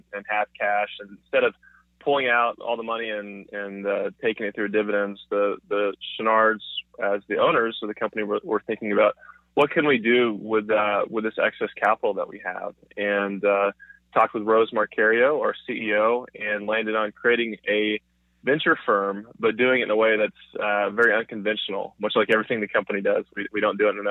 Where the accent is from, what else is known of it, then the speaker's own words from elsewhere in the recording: Dallas, Texas, United States; moved away as an adult; now in California, United States; I am in Dallas, Texas. That's where I'm from originally